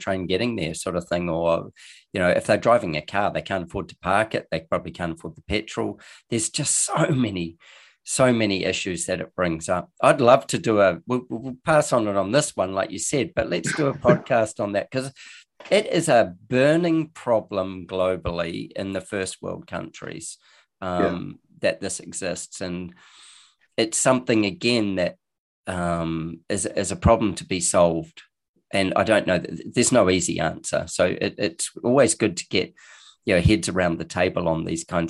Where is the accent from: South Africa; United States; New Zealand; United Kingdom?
New Zealand; I'm a Kiwi